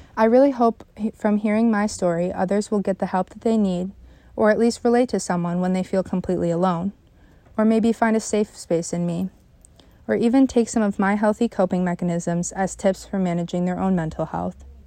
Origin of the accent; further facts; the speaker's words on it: Canandaigua, New York, United States; also born or lived in Phelps, New York; I grew up in Phelps, New York, until about second grade when we moved to Canandaigua